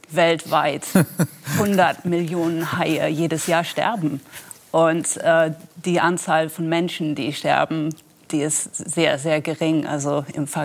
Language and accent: German; Wadden Sea, Netherlands; weil ich bin selber an der Nordsee aufgewachsen, am Wattenmeer in den Niederlanden.